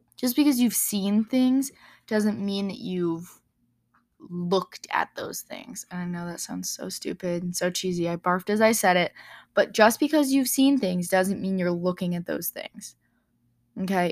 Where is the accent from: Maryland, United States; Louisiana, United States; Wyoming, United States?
Wyoming, United States; growing up in Wyoming and, you know, seeing the mountains here and in Colorado